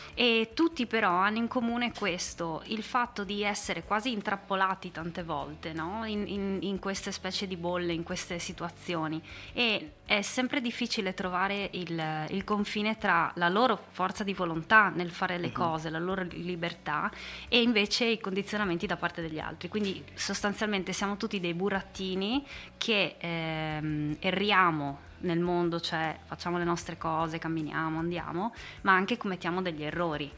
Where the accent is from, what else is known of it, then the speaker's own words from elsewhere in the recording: San Giorgio della Richinvelda, Friuli-Venezia Giulia, Italy; also born or lived in Domanins; sono di Aurava, mm. che è un paesino nel comune di San Giorgio della Richinvelda